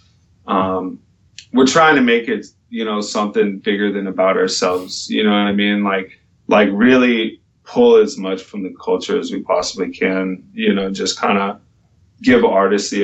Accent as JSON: {"language": "English", "region": "California", "country": "United States", "tie": "born or raised there", "said": "I was born and raised in California"}